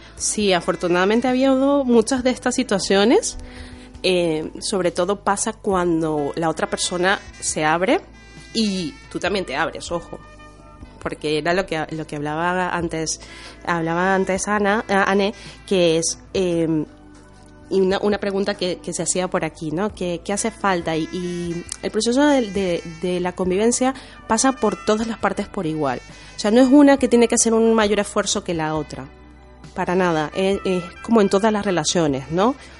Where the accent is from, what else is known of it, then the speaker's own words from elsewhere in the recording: Venezuela; now in Spain; crecí en la cultura eh, venezolana, porque mi madre es venezolana, pero mi padre es italiano